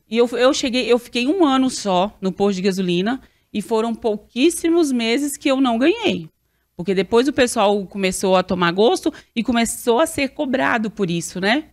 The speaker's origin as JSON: {"language": "Portuguese", "town": "Arinos", "region": "Minas Gerais", "country": "Brazil", "tie": "born or raised there", "accent": "mineiro", "moved": "as an adult", "said": "eu sou mais do interior, sou do noroeste de Minas. E quando eu me formei lá, segundo grau, a cidade bem pequena"}